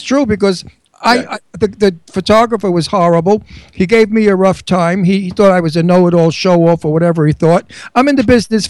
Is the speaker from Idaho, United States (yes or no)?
no; New York City, New York, United States; I'm born in Brooklyn. I was raised in Brooklyn and Astoria, and I'm Italian, and my father was in the Union